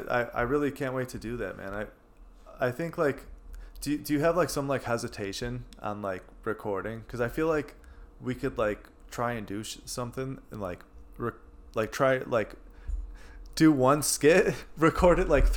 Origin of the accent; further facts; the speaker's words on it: Skokie, Illinois, United States; So I grew up in Skokie, right? And I went to Knowledge North